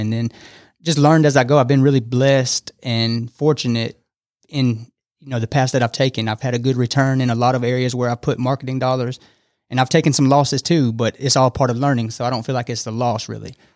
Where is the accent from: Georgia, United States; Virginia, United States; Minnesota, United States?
Georgia, United States; Fairburn; moved away as an adult; now in Rome, United States; I'm from south of Atlanta, a small town called Fairburn, Georgia